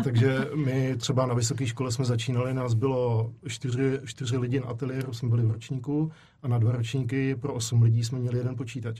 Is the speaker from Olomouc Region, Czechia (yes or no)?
no; Prague, Czechia; moved away as an adult; also born or lived in Zlín; já jsem vlastně utekl z Prahy, abych maličko jako zdrhnul od rodičů, tak jsem utíkal do Zlína